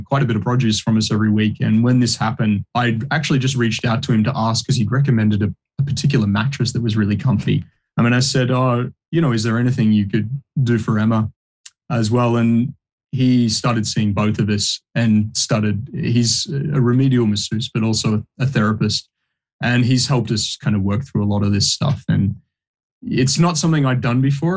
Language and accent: English; Bendigo, Victoria, Australia; moved away as an adult; also born or lived in New Zealand; I grew up in Bendigo